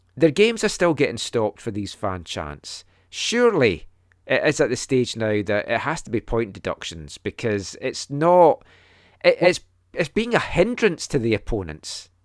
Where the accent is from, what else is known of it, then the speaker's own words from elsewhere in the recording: Scotland, United Kingdom; a Scottish fan that grew up watching us qualify from the seventy-four to the ninety-eight World Cups